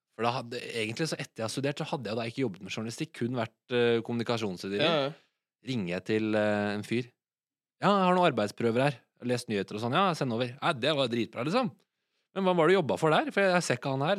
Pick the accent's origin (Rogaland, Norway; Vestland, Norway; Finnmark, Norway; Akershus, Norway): Akershus, Norway; Asker; moved away as an adult; now in Oslo, Norway; og så er jeg vokst opp i Asker, som er en halvtime utafor Oslo.